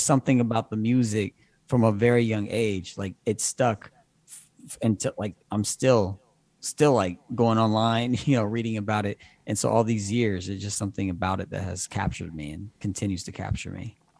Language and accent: English; Evansville, Indiana, United States; now in Cincinnati, United States; I'm from Evansville, Indiana, originally.